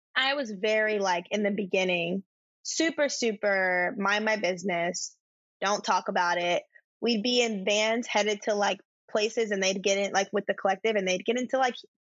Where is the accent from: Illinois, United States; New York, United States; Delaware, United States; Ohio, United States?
Delaware, United States; I'm from Delaware, literally. Hashtag Joe Biden's home